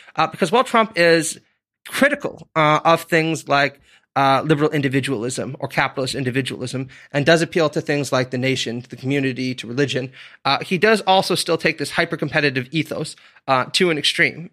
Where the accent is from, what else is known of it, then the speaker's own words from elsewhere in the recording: Stittsville, Ontario, Canada; moved away; I grew up in Stittsville, Ontario